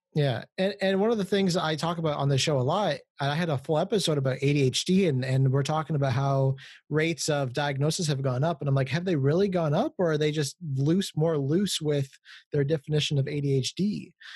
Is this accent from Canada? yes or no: yes; Canada; I'm not from America, I'm from Canada